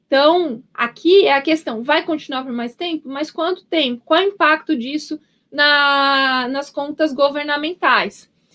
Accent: Paraná, Brazil; now in São Paulo, Brazil; Eu sou, eu sou paranaense

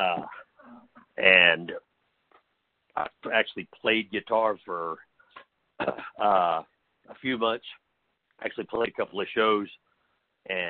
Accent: Oklahoma, United States; I'm from Oklahoma, so there is, it's like, when I was a kid, it was mostly the, you know, all country and stuff like that around

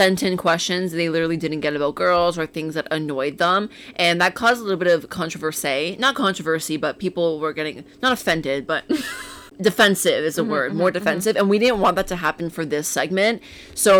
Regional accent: Richmond Hill, Ontario, Canada; also born or lived in Toronto; I moved to Richmond Hill when I was in grade one.

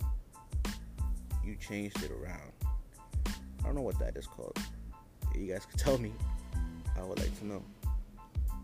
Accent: New York City, New York, United States; I am from New York, the city that never sleeps

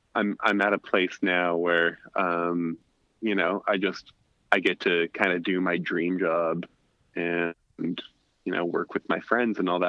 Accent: Alaska, United States; growing up in Alaska, you do crazy shit all the time

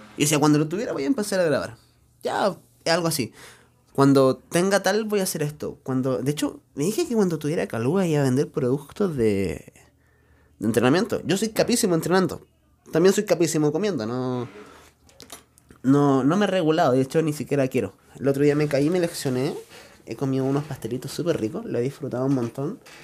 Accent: Chile; no soy mexicano por si acaso, yo soy chileno

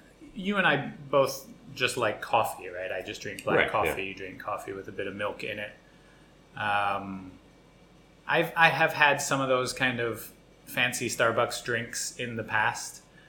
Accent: Australia; Maybe our listeners don't know, but I grew up in Australia.

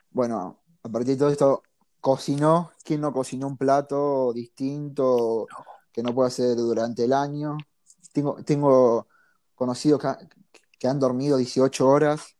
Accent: Argentina

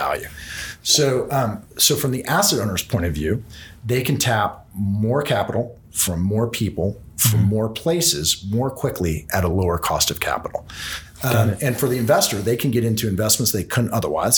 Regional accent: San Francisco, California, United States; my hometown, San Francisco

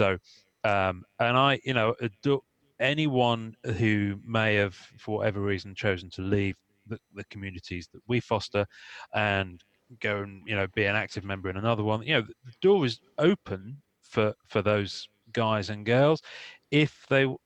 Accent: England, United Kingdom; I'm English

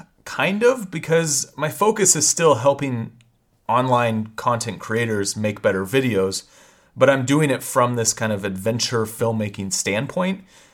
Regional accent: Pacific Northwest, United States; Yeah, it's true. So. I mean, I'm a Pacific Northwest kid, so.

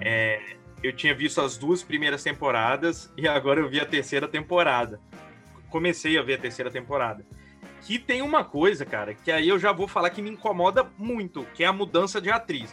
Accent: Brazil; eu sou brasileiro

